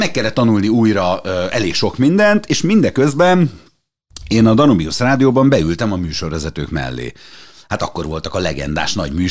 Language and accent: Hungarian; Szekszárd, Tolna, Hungary; born there; Én szexádi születésű vagyok, és, és volt egy ilyen én nem mi hívnám tájszólásnak, de mégis.